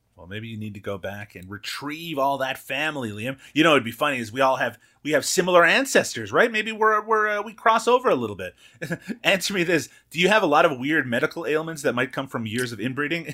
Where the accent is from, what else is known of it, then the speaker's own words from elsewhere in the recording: Newfoundland and Labrador, Canada; I grew up in Newfoundland